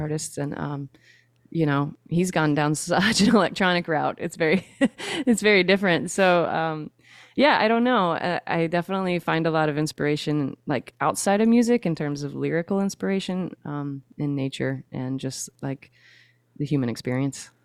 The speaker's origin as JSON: {"language": "English", "town": "Shreveport", "region": "Louisiana", "country": "United States", "tie": "born or raised there", "moved": "yes", "lives_now": "South Louisiana, United States", "said": "Shreveport, Louisiana is where I was born and raised"}